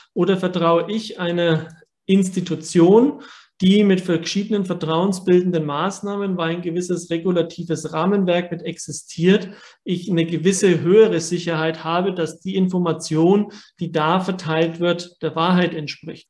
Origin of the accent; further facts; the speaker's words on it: Germany; bei uns in Deutschland